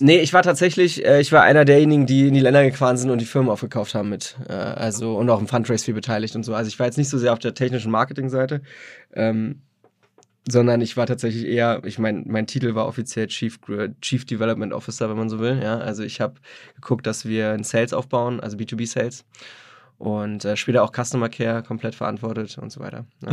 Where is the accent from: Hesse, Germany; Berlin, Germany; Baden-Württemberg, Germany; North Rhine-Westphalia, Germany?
Berlin, Germany; ich bin aus Berlin, Berlin gebürtiger Berliner, äh, hab, bin in Hellersdorf aufgewachsen